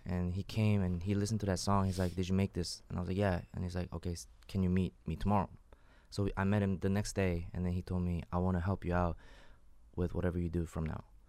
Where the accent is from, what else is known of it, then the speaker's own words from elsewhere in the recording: Long Island, New York, United States; I'm from Long Island